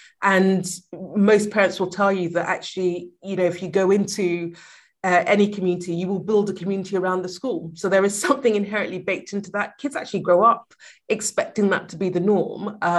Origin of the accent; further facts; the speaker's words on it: Sierra Leone; also born or lived in Liberia; I was born in Liberia and then moved to Sierra Leone. So my dad's Liberian, my mom's Sierra Leonean, and me and my brothers were from both countries.